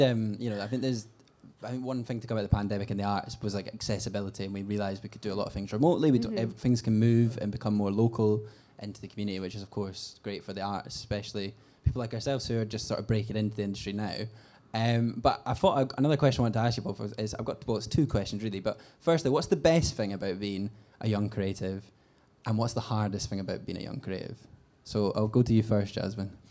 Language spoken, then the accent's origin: English; Scotland, United Kingdom; as a Scot